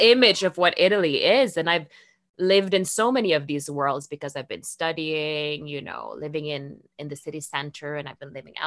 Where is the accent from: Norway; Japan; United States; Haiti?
Norway; English is a second language; moved away as an adult; also born or lived in Rome; Norway, you know, where I grew